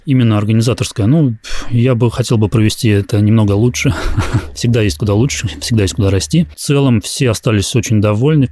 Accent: Russia; я из России

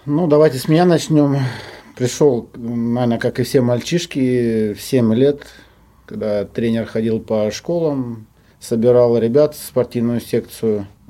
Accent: Omsk, Omsk Oblast, Russia; moved away as an adult; also born or lived in Yekaterinburg; now in Rostov-on-Don, Russia; я сам с Омска. Родился в Омске

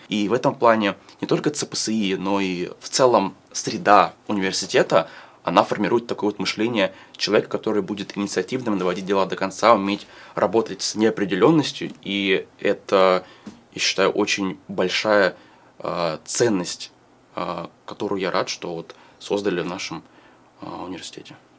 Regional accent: Moscow, Russia; Я а, родился и вырос в Москве

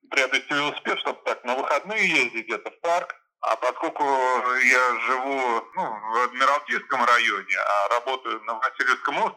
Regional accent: Germany; now in Saint Petersburg, Russia; Ну, я родился в Ленинграде, потом э, жил в Германии 20 лет, э, с детства

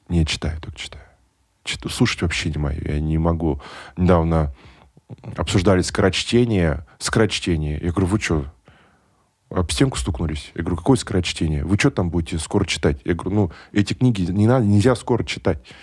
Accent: Nizhnekamsk, Tatarstan, Russia; я родился в Нижнекамске

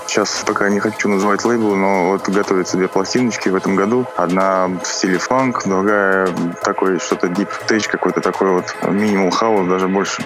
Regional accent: Moscow, Russia; also born or lived in Cologne, Germany; родился в Кёльне и было всего лишь три года. А родители переехали сюда, в Москву, поэтому как бы здесь так я и живу с тех лет

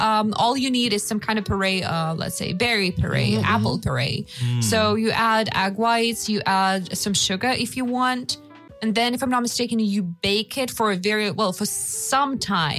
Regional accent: Russia; I grew up in Russia

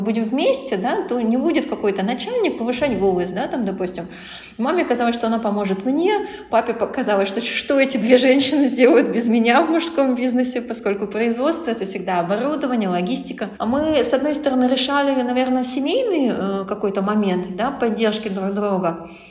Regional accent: Kirov, Kirov Oblast, Russia; я, а, сама из Кирова

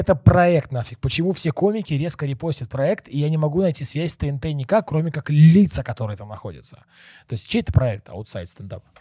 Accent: Bryansk, Bryansk Oblast, Russia; Я сам, смотри, из Брянска, у нас четыреста пятьдесят тысяч населения

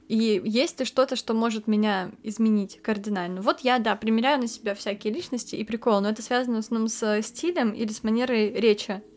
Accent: Kamchatka Krai, Russia; у меня с детства была повестка о том, что природу нужно любить, потому что я с Камчатки

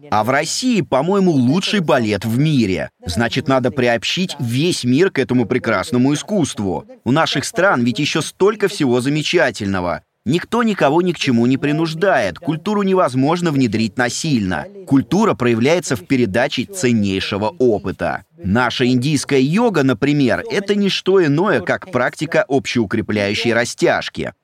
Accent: India; Russian is a second language; moved away as an adult; now in Russia; Я говорю, Индия

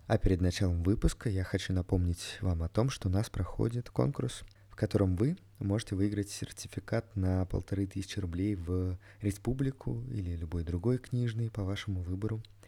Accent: Moscow, Russia; Я сам родом из Москвы, я коренной москвич по папе

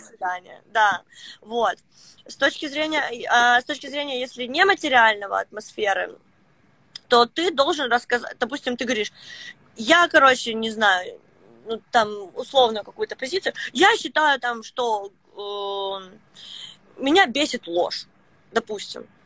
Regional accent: Luhansk, Luhansk Oblast, Ukraine; also born or lived in Saint Petersburg; now in Petah Tikva, Israel; я родилась, короче, в Луганске, а сейчас я живу в Петахтикве

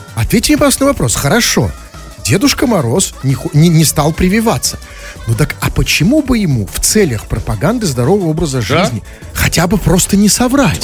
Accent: Saint Petersburg, Russia; я, петербуржец

